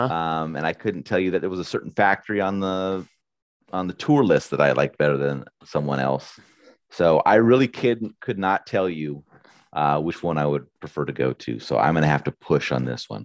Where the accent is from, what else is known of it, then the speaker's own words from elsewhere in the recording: United States; I'm an American